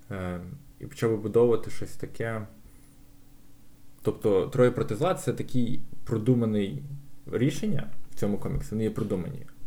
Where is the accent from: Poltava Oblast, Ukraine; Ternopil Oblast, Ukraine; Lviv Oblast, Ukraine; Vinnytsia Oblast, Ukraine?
Lviv Oblast, Ukraine; Lviv; я народився на Сихові.